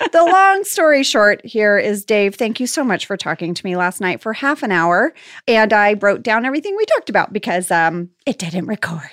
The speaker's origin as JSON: {"language": "English", "region": "Louisiana", "country": "United States", "tie": "born or raised there", "also_born_or_lived": "Texas", "said": "I was born in Louisiana. My family's from Texas and Louisiana."}